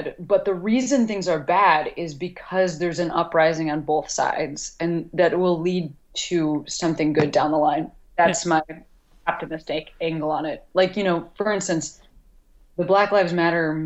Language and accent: English; United States; as an American